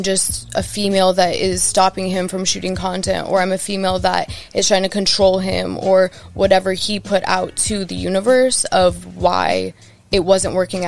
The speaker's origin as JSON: {"language": "English", "town": "Los Angeles", "region": "California", "country": "United States", "said": "I'm from Woodland Hills, California"}